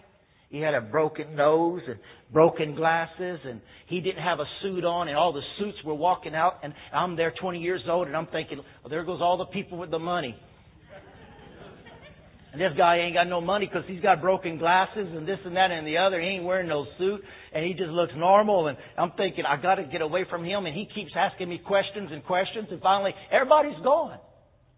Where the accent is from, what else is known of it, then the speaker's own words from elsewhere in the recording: United States; I'm an American